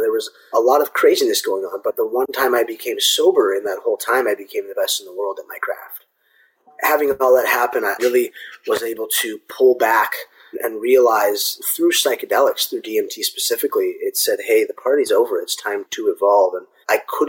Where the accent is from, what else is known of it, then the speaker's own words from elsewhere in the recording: Orange County, California, United States; I was born and raised here in Orange County